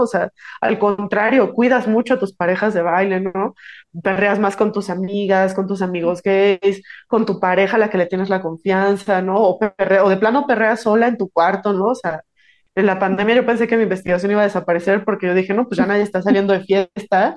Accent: Morelia, Michoacán, Mexico; Yo soy de Morelia, Michoacán

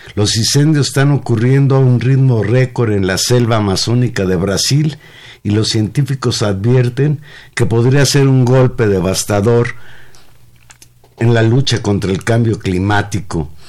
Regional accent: Mexico; los mexicanos también teníamos posibilidades

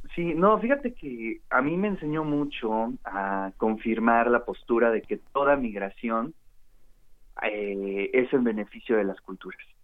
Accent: Puebla, Mexico; los poblanos

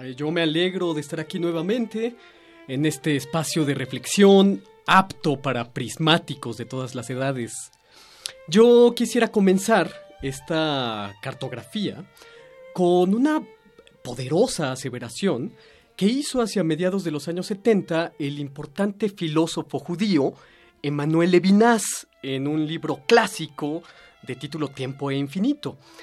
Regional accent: Mexico; nuestra libertad como mexicanos, nuestra conciencia como mexicanos

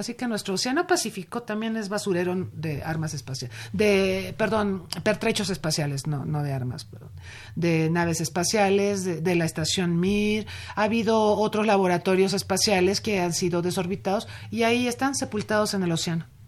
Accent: Mexico; como Estado mexicano

